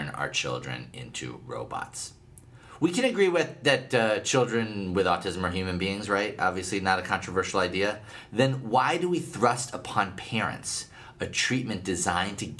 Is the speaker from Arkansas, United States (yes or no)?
no; Massachusetts, United States; moved away; also born or lived in Southern California / Pacific Northwest; my home state of Massachusetts